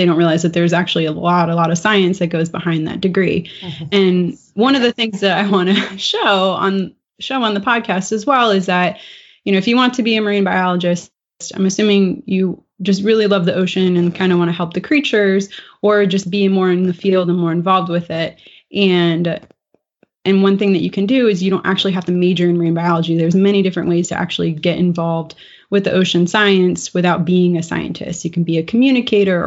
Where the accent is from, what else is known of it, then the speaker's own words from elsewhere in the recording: Florida, United States; moved away as an adult; also born or lived in Maryland; I'm from Florida originally, and I left Florida and we lived in Maryland for a few years